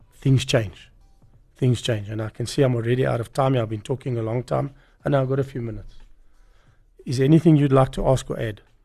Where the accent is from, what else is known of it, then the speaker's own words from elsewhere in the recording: South Africa; I grew up in Bella Vista, where the poor people were